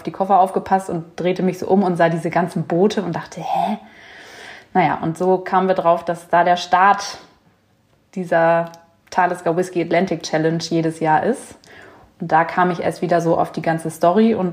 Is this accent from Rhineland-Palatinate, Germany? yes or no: no; Hamburg, Germany; born there; 33 Jahre, geboren in Hamburg, ähm, Kardiologin